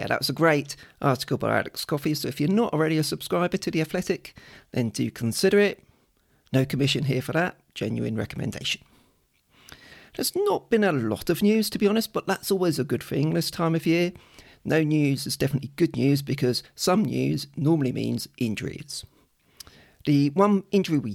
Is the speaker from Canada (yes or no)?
no; United Kingdom; I'm British